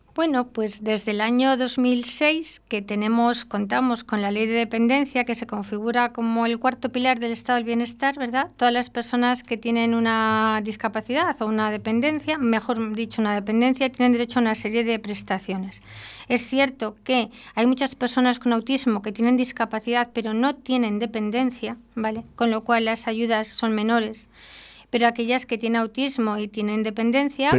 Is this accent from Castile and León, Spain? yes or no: yes; Arroyo de la Encomienda, Castile and León, Spain; yo soy vecina de Arroyo de la Encomienda